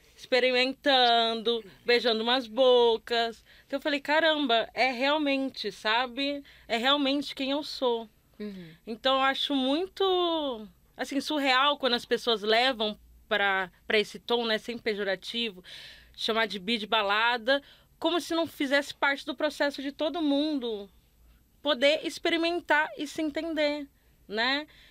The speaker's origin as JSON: {"language": "Portuguese", "region": "Northeast Region", "country": "Brazil", "tie": "born or raised there", "also_born_or_lived": "Rio de Janeiro", "moved": "as an adult", "said": "sou nordestina, mas eu cresci numa cidade de interior"}